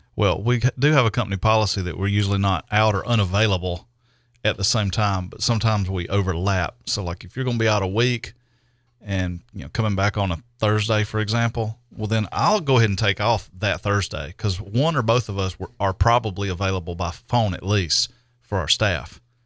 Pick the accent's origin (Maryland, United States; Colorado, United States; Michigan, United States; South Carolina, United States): South Carolina, United States; Greer; I'm in my hometown